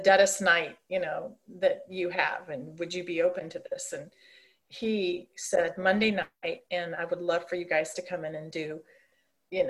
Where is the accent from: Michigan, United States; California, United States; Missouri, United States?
Missouri, United States; St. Louis; moved away as an adult; also born or lived in Ohio; now in Kansas City, United States; We were transferred to St. Louis in the early 60s, and I grew up there.